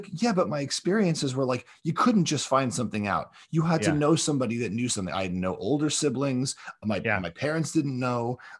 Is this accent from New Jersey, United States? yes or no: no; Queens, New York, United States; also born or lived in North Hollywood / South Florida; So I'm from North Hollywood originally, but I grew up, okay, in Queens and then in South Florida, which is basically Queens.